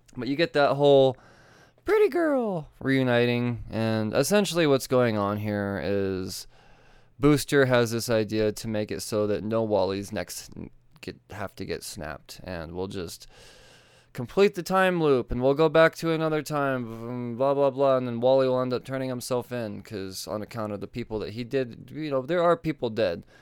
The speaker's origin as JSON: {"language": "English", "region": "Colorado", "country": "United States", "said": "I'm from Colorado"}